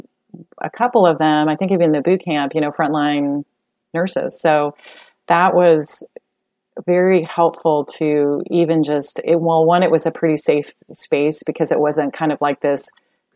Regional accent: Colorado, United States; now in Texas, United States; I grew up in Colorado

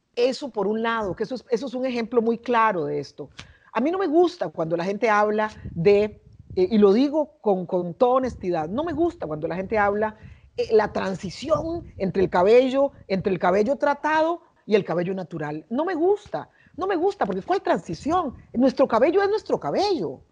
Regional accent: San José, Costa Rica; now in Panama; yo crecí y nací, en, cre nací, crecí en Costa Rica, en la capital del país, en San José

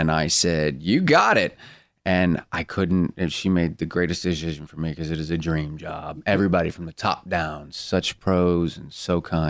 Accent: Buffalo, New York, United States; now in Vancouver, California, United States

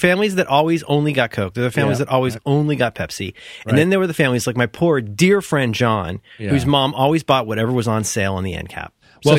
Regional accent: Ohio, United States; No, we had lots of local beers. There was Hudepole, which they called Hudy

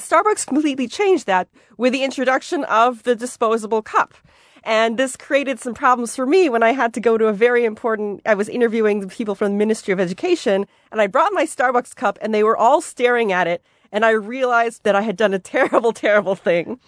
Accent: Seoul, South Korea; I grew up in Gangnam, actually, which is the, the area of Seoul

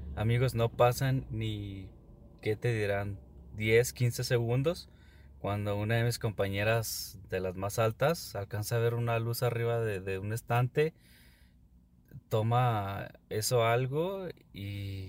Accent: Ciudad Juárez, Chihuahua, Mexico; soy de Ciudad Juárez

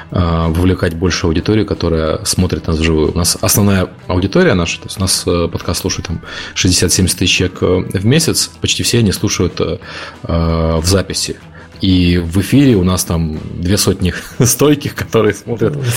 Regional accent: Ukraine; мне по акценту действительно никто не верит, что я из Украины. Все пытаются угадывать акцент. Э, акцент действительно странный.

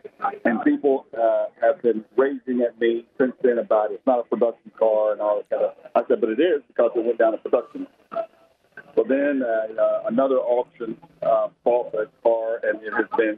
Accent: Birmingham, Alabama, United States; I'm from Birmingham, Alabama.

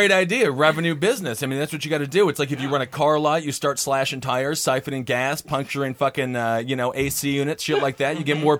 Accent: Stevens Point, Wisconsin, United States; my hometown of Stevens Point

